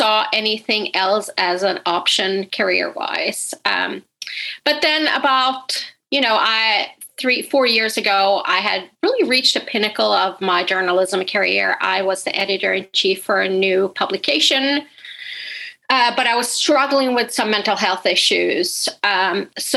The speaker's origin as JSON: {"language": "English", "country": "Sweden", "moved": "yes", "said": "I'm originally from Sweden, but my family is Finnish"}